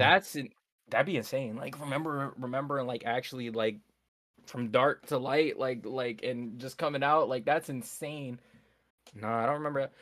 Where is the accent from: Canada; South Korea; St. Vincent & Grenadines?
Canada; Nova Scotia; born in Nova Scotia, born and raised